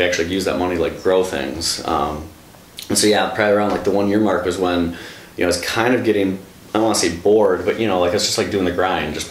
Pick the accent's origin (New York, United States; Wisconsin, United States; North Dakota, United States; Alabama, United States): Wisconsin, United States; Brookfield; I'm from Brookfield